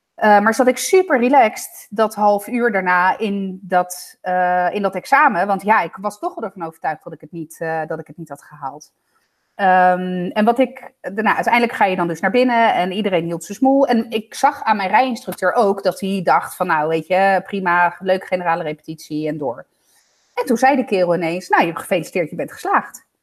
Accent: Italy; now in Netherlands; ik ben een Italiaan in Nederland.

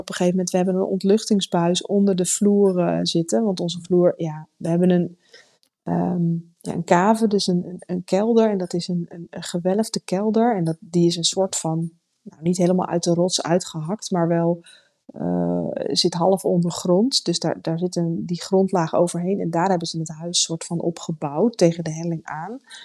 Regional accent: Netherlands; we komen uit Nederland

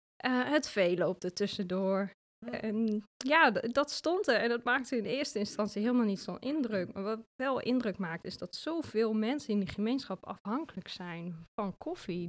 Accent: Achterhoek, Gelderland, Netherlands; accent: Achterhoek; moved away as an adult; also born or lived in Zwolle; Ik kom uit de Achterhoek en dat accent, dat heb ik natuurlijk nog steeds en daar ben ik ook heel trots op.

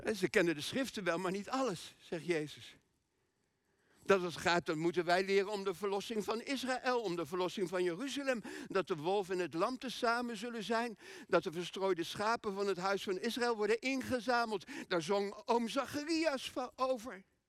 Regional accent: Groningen, Netherlands; moved away; wij komen uit Groningen. Iets boven Groningen zelfs.

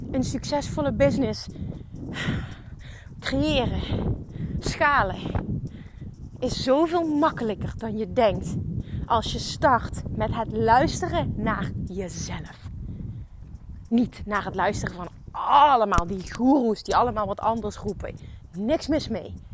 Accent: Limburg, Netherlands; accent: Limburgish; en mijn Limburgs accent niet helemaal kan handelen

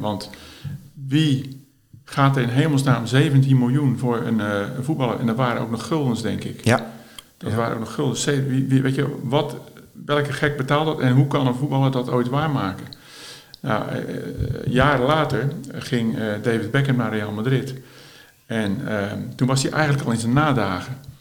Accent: Schiedam, South Holland, Netherlands; ik ben eh, geboren en getogen in Schiedam.

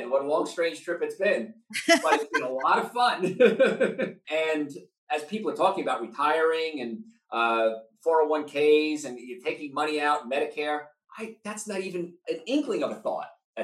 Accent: Hoboken, New Jersey, United States; We're living in this tiny little apartment in Hoboken, New Jersey

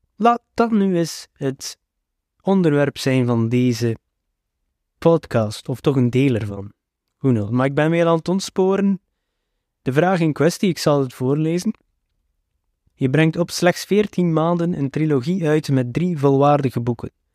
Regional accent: West Flanders, Belgium; Als West-Vlaming twijfel je altijd aan de uitspraak van alle woorden.

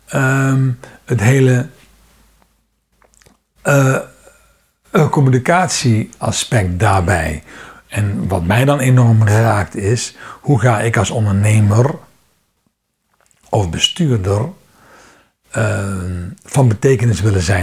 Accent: Netherlands; Ehm, ik ben nog een van de Nederlanders die geabonneerd is op een krant.

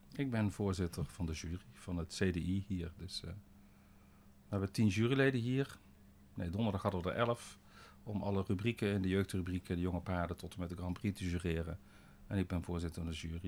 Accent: Boxtel, North Brabant, Netherlands; ik ben in Bokstel geboren en getogen, een dorpje tussen eh, Den Bosch en Eindhoven

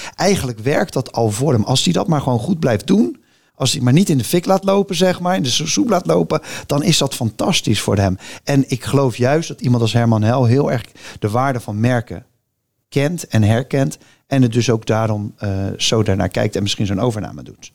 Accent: Rotterdam, South Holland, Netherlands; ik ben echt Rotterdammer

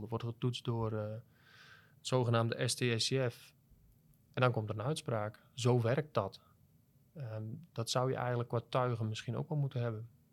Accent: Netherlands; als Nederlanders

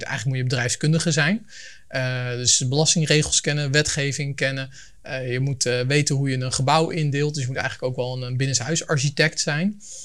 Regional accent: Leiden, South Holland, Netherlands; now in Voorschoten, Netherlands; Ik kom uit Leiden, woon in Voorschoten

